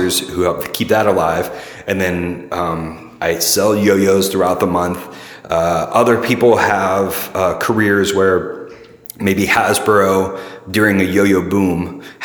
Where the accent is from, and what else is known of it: Middle Tennessee, United States; born or raised there; also born or lived in St. Louis; now in San Francisco, United States